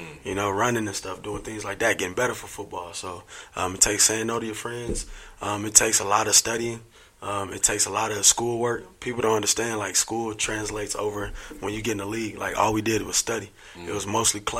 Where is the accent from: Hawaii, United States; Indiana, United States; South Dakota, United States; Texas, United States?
Indiana, United States; I'm from Indiana originally. I was born in Indiana